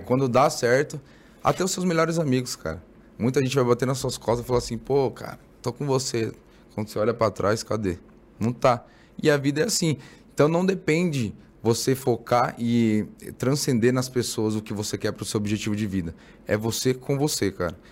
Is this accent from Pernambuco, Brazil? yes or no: no; São Paulo, Brazil; now in Mogi das Cruzes, Brazil; eu nasci na, na Zona Leste, na, em Guaianazes. Guaianazes. Bem lá no, na Leste. Hoje eu moro em Mogi.